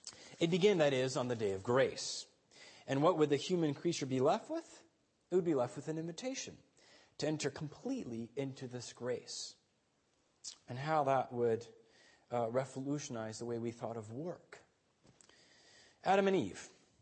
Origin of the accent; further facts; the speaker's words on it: Guatemala City, Guatemala Department, Guatemala; Now, as a child growing up in Guatemala City, I attended a private Austrian school.